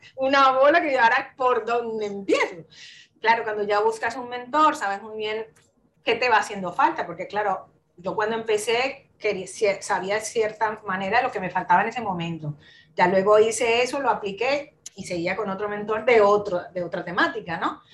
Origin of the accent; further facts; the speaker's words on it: Colombia; moved away as an adult; now in Spain; yo soy de Colombia, ¿vale? Nací allí en, Colombia, estuve toda, bastantes años viviendo allí